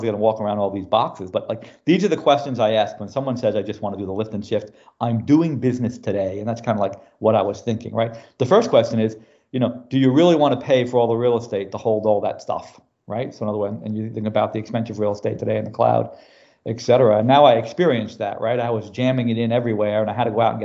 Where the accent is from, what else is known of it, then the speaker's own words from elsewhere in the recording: New York City, New York, United States; moved away as an adult; now in Houston, United States; I'm originally from New York City